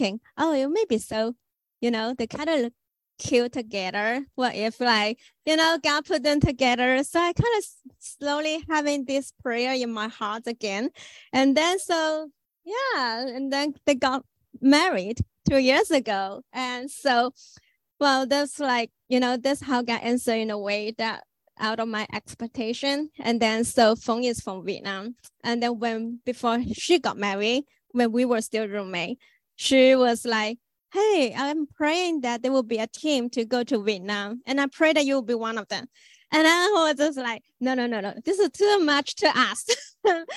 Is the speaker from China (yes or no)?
yes; China; English is a second language; moved away as an adult; I'm from China.